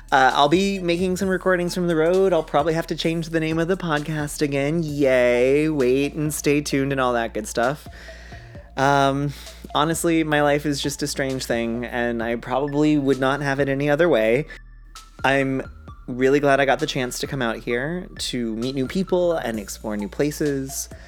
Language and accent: English; Brea, California, United States; So I'm from Brea.